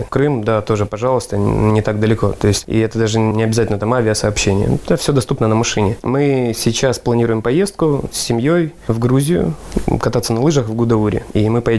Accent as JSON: {"language": "Russian", "region": "Sakhalin Oblast", "country": "Russia", "tie": "born there", "also_born_or_lived": "Taganrog", "moved": "yes", "said": "Так вот, я родился на Сахалине. Мой отец шахтер, угольно-добывающая промышленность. И в 94 году шахта закрывается, и мы переезжаем жить в Таганрог. Поэтому я с Дальнего Востока."}